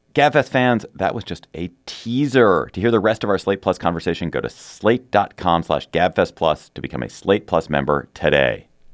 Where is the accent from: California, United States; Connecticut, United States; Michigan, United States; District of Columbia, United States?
District of Columbia, United States; Washington; I grew up in Chevy Chase, D C, so it's very familiar to me